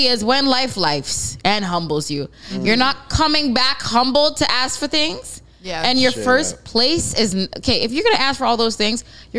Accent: Jamaica; now in Toronto, Canada; I'm Jamaican.

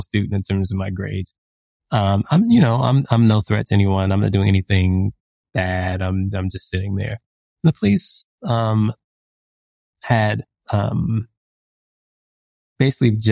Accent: United States; I think of myself as a Black American

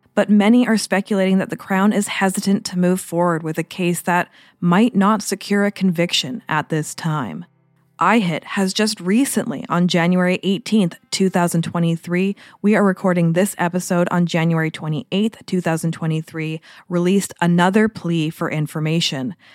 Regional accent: Port Moody, British Columbia, Canada; now in Vancouver Island, Canada; I grew up in Port Moody

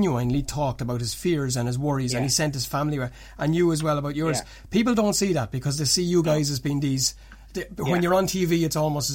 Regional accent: Ireland; as an Irish kid growing up

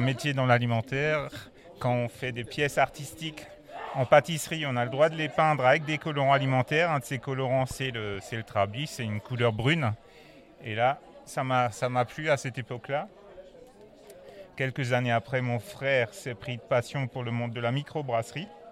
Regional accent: Epfig, Grand Est, France; je viens d'Epfic, j'habite Epfic, village viticole avec le plus grand banc euh, viticole d'Alsace.

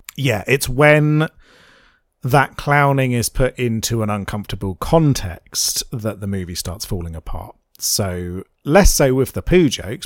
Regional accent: United Kingdom; I am in fact an old British man.

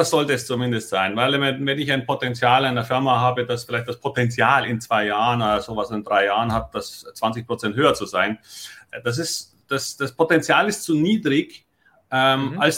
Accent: Munich, Bavaria, Germany; now in Hamburg, Germany; man hört ja, dass ich nun kein Hamburger bin, sondern ich komme aus München. Und warum wechselt ein Münchner nach Hamburg?

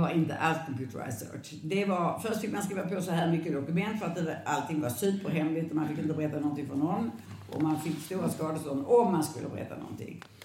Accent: Landskrona, Skåne, Sweden; now in Lund, Sweden; Jag är född i Landskrona

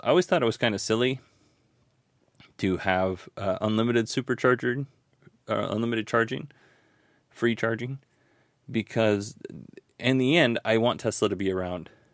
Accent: Alaska, United States; I grew up in Alaska

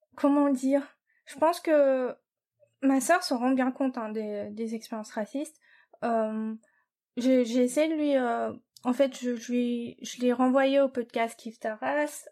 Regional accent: France; moved away as an adult; also born or lived in New York, United States / Japan; je suis française. Euh, enfin, l'école où j'étais, c'était en France

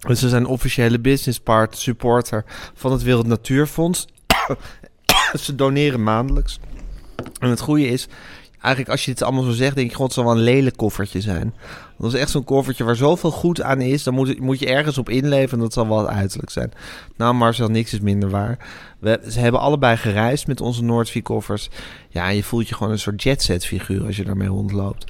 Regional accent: Amsterdam, North Holland, Netherlands; ik ben opgegroeid in de Amsterdamse Zuid

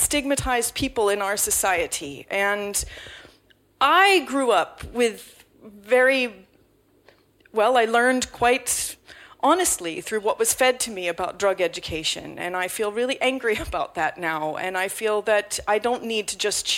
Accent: United States; now in London, United Kingdom; as an American growing up in the Nancy Reagan era

